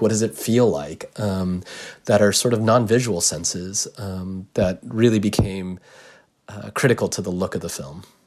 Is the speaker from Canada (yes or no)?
no; United States; I'm Japanese American